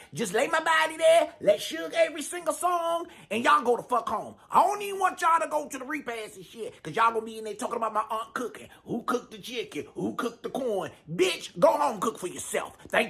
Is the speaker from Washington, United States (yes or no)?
no; Washington, District of Columbia, United States; I'm from Southeast D.C.